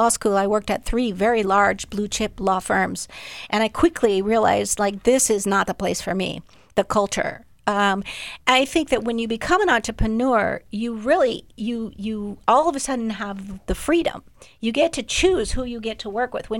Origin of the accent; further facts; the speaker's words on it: Minnesota, United States; moved away as an adult; also born or lived in Boston; I came from Minnesota.